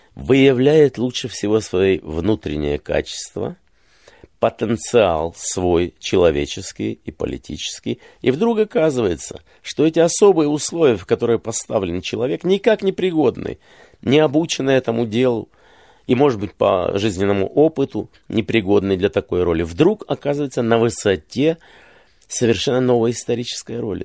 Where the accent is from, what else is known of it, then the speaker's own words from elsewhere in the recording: Kyiv, Ukraine; moved away; я родился и вырос в Киеве